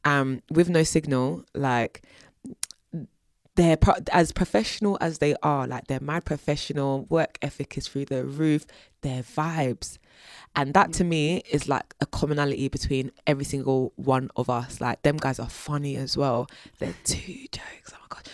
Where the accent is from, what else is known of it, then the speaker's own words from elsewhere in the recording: South London, London, United Kingdom; the fact that I'm from South London, like the kind of jokes that I make